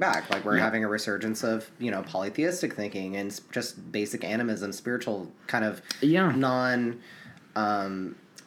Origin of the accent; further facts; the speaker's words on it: United States; an American